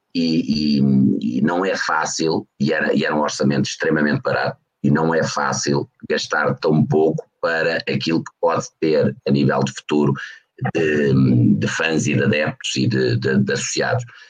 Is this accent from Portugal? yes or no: yes; Portugal; enquanto português